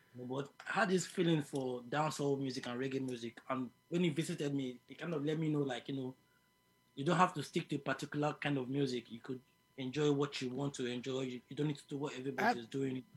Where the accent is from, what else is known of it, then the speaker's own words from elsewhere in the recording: Lagos, Nigeria; moved away as an adult; also born or lived in Abuja, Nigeria; now in United Kingdom; I was born in Lagos, then I moved to the capital, which is Abuja.